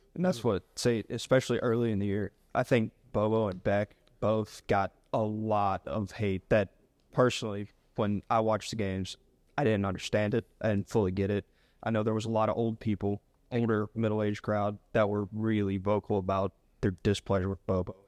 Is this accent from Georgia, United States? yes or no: yes; Canton, Georgia, United States; I'm from Canton, Georgia